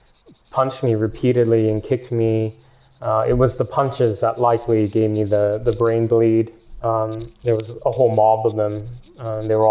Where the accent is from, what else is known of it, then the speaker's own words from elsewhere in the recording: Portland, Oregon, United States; moved away as an adult; Portland is my hometown